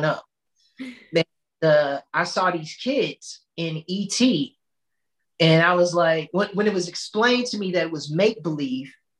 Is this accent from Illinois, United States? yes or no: yes; Chicago, Illinois, United States; I'm originally from Chicago. I'm born and raised